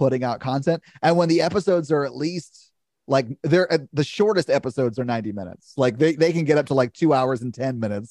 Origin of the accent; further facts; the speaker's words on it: Nashville, Tennessee, United States; I'm a podcaster from Nashville, Tennessee